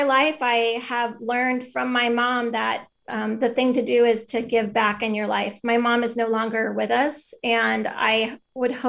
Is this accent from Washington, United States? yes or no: yes; Bellingham, Washington, United States; now in Tacoma, United States; I grew up in Bellingham